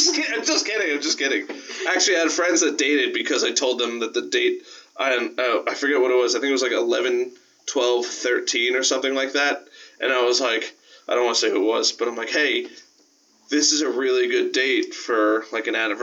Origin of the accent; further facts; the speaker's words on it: Brooklyn, New York, United States; I'm from Brooklyn. I'm from Brooklyn.